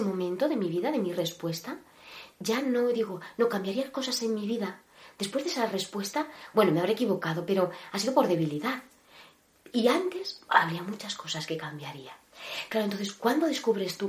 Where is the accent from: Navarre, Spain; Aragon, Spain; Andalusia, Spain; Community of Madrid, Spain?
Navarre, Spain; Cintruénigo; moved away as an adult; now in Ávila, Spain; nací en un pueblecito llamado Cintruénigo, Navarro, en Navarra, y, y actualmente, actualmente estoy viviendo en Ávila